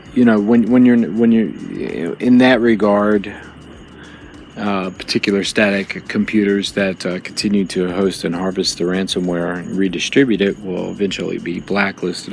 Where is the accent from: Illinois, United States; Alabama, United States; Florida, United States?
Florida, United States; Jacksonville; now in Chicago, United States; back in Jacksonville, my hometown